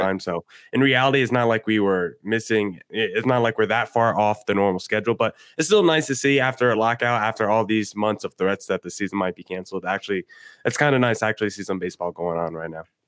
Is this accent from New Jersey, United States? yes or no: yes; New Jersey, United States; moved away as an adult; now in Arizona, United States; I grew up on the East Coast, grew up in New Jersey